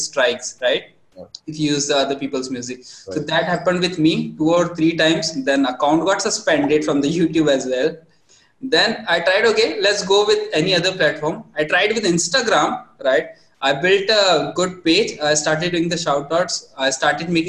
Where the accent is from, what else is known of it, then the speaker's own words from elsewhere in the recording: India; as typical Indian family